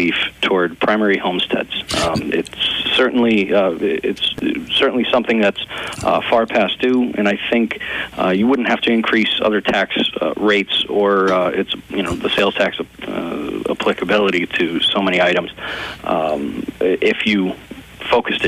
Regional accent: Peckville, Pennsylvania, United States; I was raised in Peckville

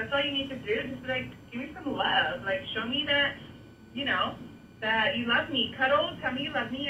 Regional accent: San Diego, California, United States; now in Phoenix, United States; I am coming from Phoenix, but but I am originally from San Diego

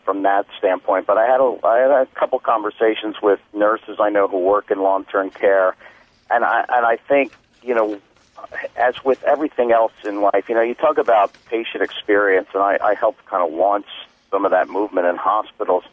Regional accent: Philadelphia, Pennsylvania, United States; moved away; I'm originally from Philadelphia, and that's where I was doing the performances

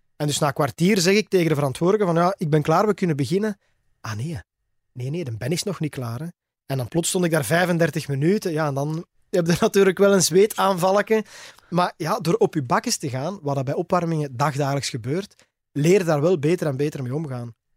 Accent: Belgium; bij ons in Torp

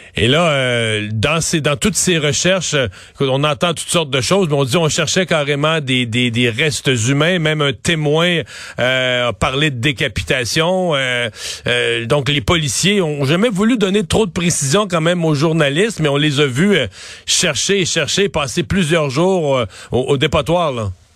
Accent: Cacouna, Quebec, Canada; mon village natal, je dois le dire, à Kakuna.

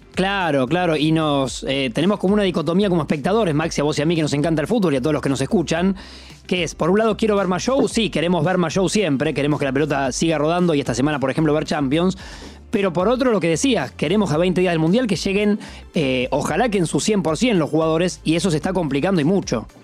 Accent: Argentina; como argentinos

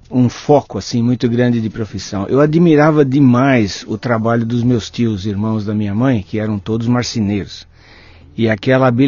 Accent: São Bernardo do Campo, São Paulo, Brazil; now in Belo Horizonte, Brazil; São Bernardo do Campo, ah. do lado da indústria automotiva.

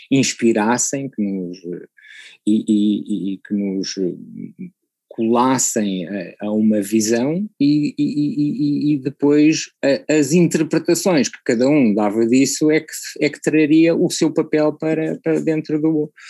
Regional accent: Macau; born there; é para todos os efeitos é o sítio onde eu nasci, não é?

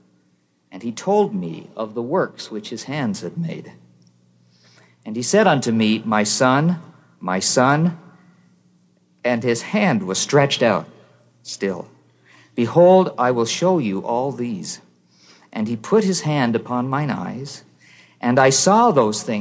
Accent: Canada; I'm from Canada

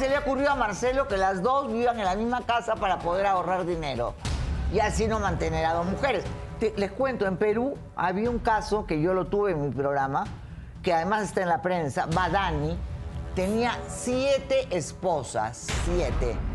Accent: Mexico; Soy mexicano, mi papá era de allá

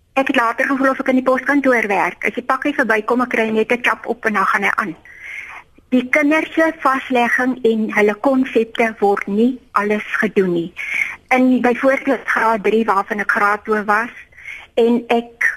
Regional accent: Eastern Cape, South Africa; Ek het groot geword in die Ooskaap

